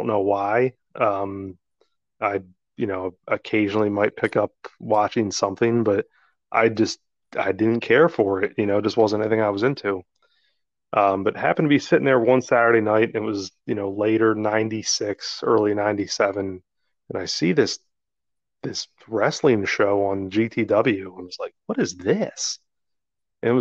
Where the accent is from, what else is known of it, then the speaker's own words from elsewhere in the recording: New Jersey, United States; We grew up in South Jersey